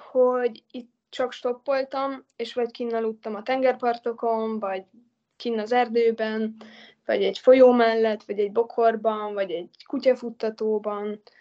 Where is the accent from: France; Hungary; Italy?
Italy; Az abszolút. Hát ott nőttem föl igazából.